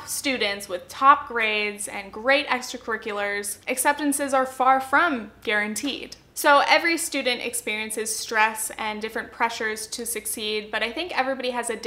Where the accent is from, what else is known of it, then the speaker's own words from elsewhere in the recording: Southern Orange County, California, United States; I grew up in Southern Orange County, California, which is a pretty affluent area